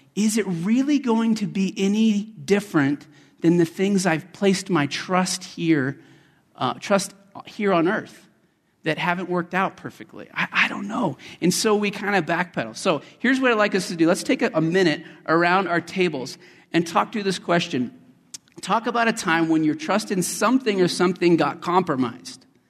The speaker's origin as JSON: {"language": "English", "region": "Colorado", "country": "United States", "tie": "born or raised there", "also_born_or_lived": "West Texas", "said": "My father and I were down in West Texas where I was born, although I grew up in Colorado"}